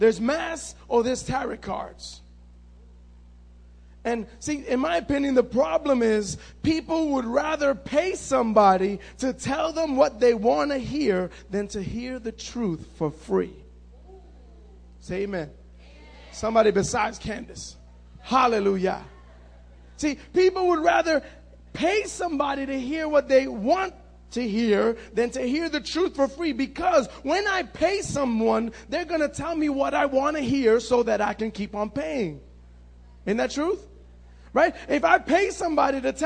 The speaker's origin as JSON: {"language": "English", "town": "New York City", "region": "New York", "country": "United States", "tie": "born or raised there", "said": "I grew up in Manhattan on 80"}